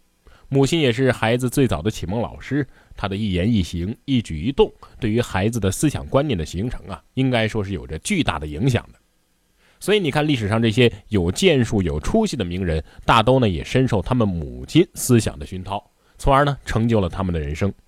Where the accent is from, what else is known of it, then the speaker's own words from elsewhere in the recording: China; 但是神奇的是什么呢？我们中国人却毫无障碍地接受了这个节日